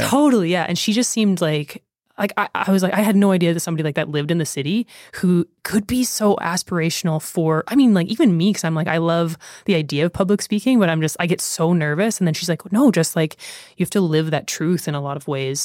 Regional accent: near Lethbridge, Alberta, Canada; somebody that has lived in Canada, in close to Leth, like, Lethbridge most of my life

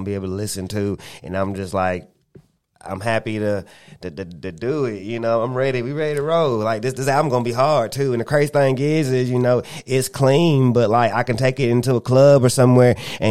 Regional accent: Spartanburg, South Carolina, United States; I'm from Spartanburg

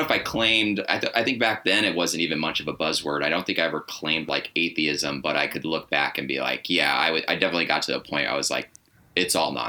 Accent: Arizona, United States; also born or lived in Anaheim; now in Portland, United States; I grew up, so first couple years on the road, and then Anaheim, and then Arizona, and then Portland for the past six.

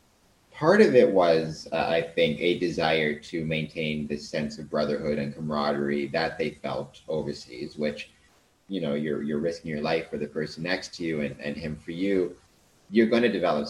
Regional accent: Canada; we're Canadian

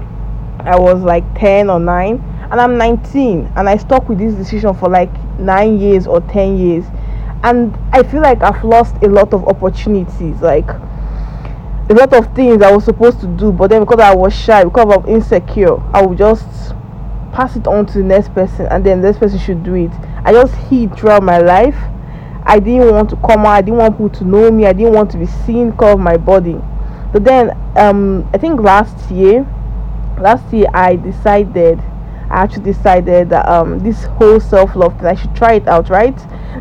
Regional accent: Nigeria; You guys call it high school, but in Nigeria, I'm a Nigerian, we call it secondary school.

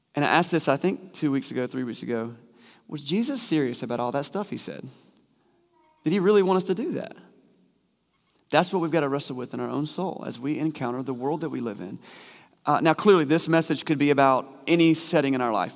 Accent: United States; We're gun toting Americans.

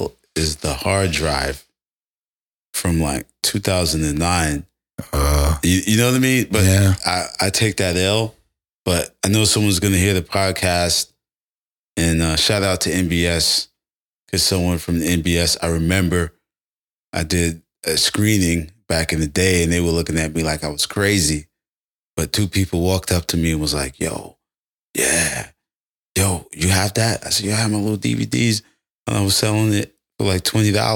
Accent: New York City, New York, United States; born and raised in Brooklyn, Bed-Stuy, Brownsville

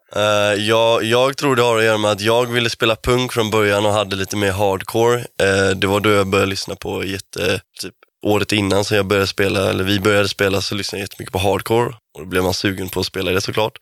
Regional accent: Kungsbacka, Halland County, Sweden; både jag och Kiffe är från Kungsbacka. Jag är från Anneberg, lite mer bonigare Kungsbacka

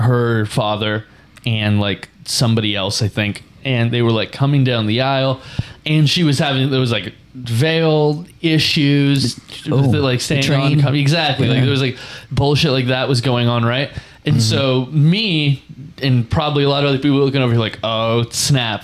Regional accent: Oregon, United States; now in Bay Area, United States; I am from Oregon, but living out in the Bay Area.

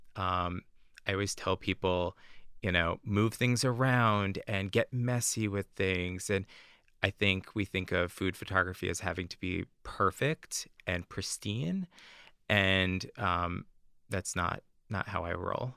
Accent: New Jersey, United States; moved away as an adult; now in Boston, United States; I grew up in New Jersey, uh, just outside of New York

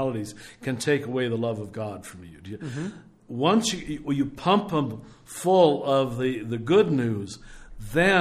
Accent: Kansas, United States; when I was growing up in Kansas

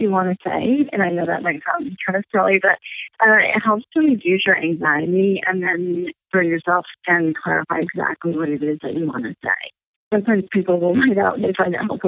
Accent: California, United States; now in East Coast, United States; I grew up in California

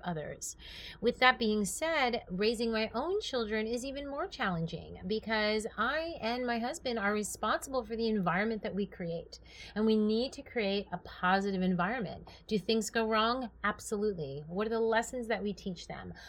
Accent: New York, United States; moved away as an adult; also born or lived in California; now in Tustin, United States; I was born and raised in New York

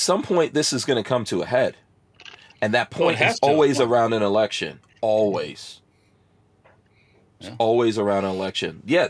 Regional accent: New York City, New York, United States; moved away; I grew up in New York City, but, you know, and I have family in New York City

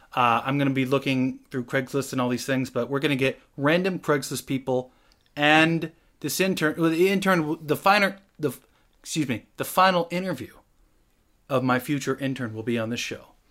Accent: Washington, United States; moved away; also born or lived in Los Angeles; I'm from Washington.

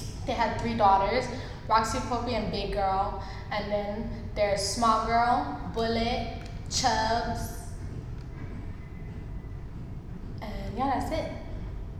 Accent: Oahu, Hawaii, United States; I'm from Oahu

